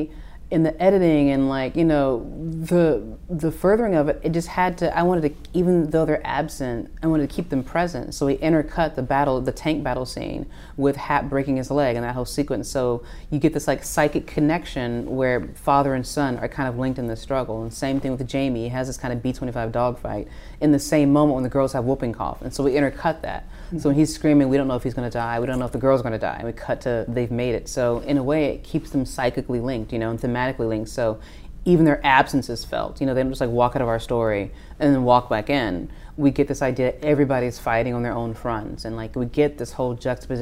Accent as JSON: {"language": "English", "town": "Nashville", "region": "Tennessee", "country": "United States", "said": "I'm from Nashville, Tennessee"}